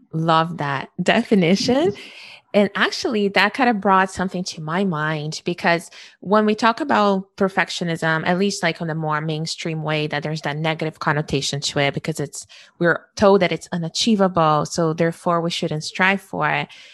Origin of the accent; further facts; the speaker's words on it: Brazil; moved away; growing up in Brazil